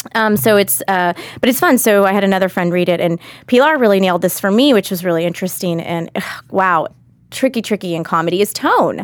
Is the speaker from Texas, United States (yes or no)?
yes; Austin, Texas, United States; Austin's my hometown